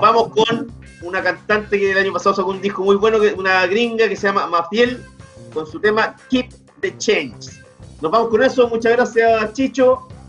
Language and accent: Spanish; Chile; yo soy chileno